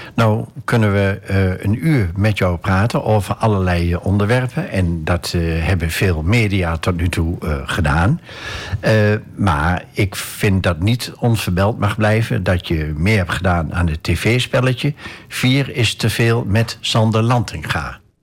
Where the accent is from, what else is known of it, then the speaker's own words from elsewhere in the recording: Enschede, Overijssel, Netherlands; evenals jij ben ik ook afkomstig uit Enschede